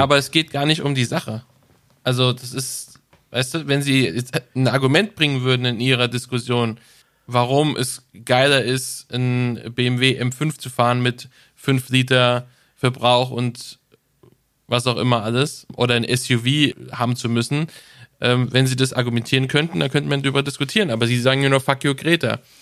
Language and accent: German; Germany; Da sind wir Deutsche sehr, sehr stolz darauf